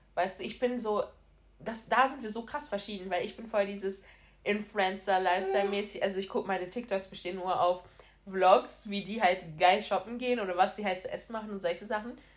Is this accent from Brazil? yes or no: yes; Brazil; moved away; ich komme ursprünglich aus Brasilien und meine ganze Familie ist in Brasilien